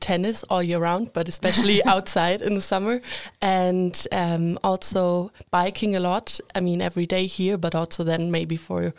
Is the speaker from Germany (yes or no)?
yes; Germany; moved away as an adult; now in Linköping, Sweden; I'm from Germany.